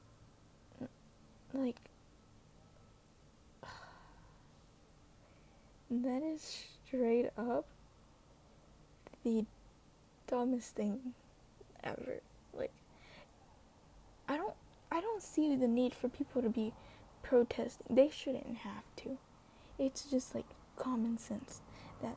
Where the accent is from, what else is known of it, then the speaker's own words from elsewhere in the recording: United States; I'm not a white person, but I was born in America